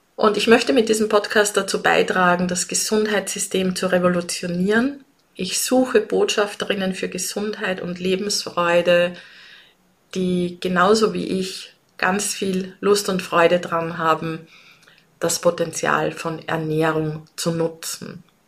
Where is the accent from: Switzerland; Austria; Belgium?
Austria; accent: Austrian dialect; wie du es vielleicht an meinem Dialekt hörst. Ich komme aus Österreich. Ich lebe und arbeite in Wien